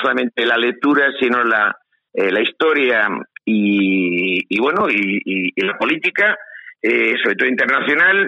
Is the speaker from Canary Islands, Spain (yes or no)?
no; Santander, Cantabria, Spain; Yo soy un abogado de Santander